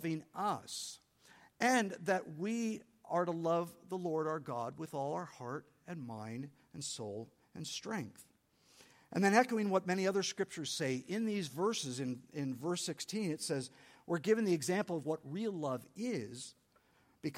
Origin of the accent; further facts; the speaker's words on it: San Diego, California, United States; I'm from San Diego. I grew up loving Mexican food